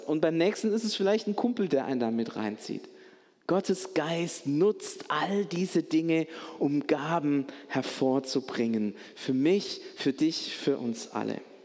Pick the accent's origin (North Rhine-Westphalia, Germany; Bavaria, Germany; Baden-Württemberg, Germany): Baden-Württemberg, Germany; Stuttgart; Als Stuttgarter